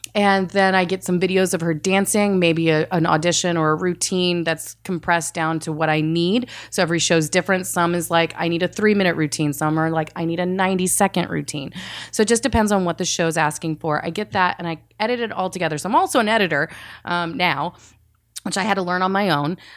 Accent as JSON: {"language": "English", "area": "the South", "region": "Texas", "country": "United States", "tie": "born or raised there", "also_born_or_lived": "Saudi Arabia / Georgia / Indiana", "said": "I mostly grew up in the South"}